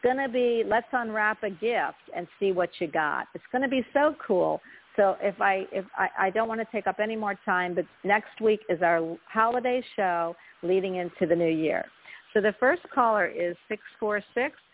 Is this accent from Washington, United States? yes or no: no; Philadelphia, Pennsylvania, United States; moved away; also born or lived in Florida; I'm from Philly, so New York and New Jersey were my stomping ground.